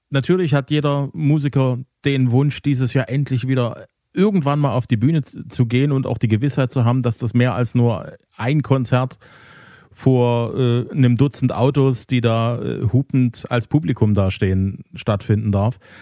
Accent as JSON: {"language": "German", "town": "Zwickau", "region": "Saxony", "country": "Germany", "tie": "born or raised there", "said": "in meiner Heimatstadt"}